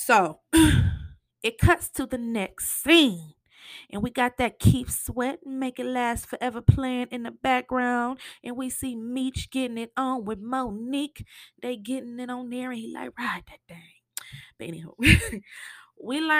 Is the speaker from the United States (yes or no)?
yes; Flint, Michigan, United States; in Michigan, you know, I'm from Flint